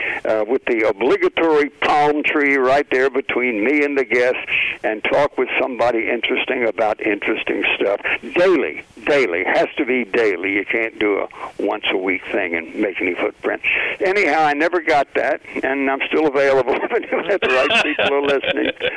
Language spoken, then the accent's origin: English; the South, United States; I am a Southerner